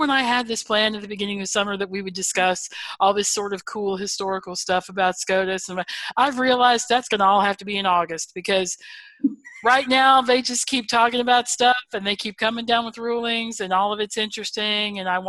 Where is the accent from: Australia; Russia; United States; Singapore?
United States; North Carolina; I'm from North Carolina